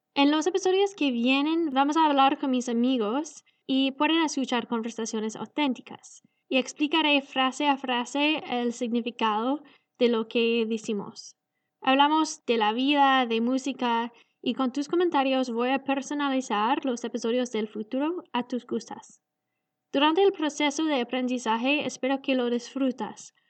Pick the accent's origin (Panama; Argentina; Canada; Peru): Canada; Spanish is a second language; Vengo de Canadá y yo aprendí a hablar español del Internet rapidísima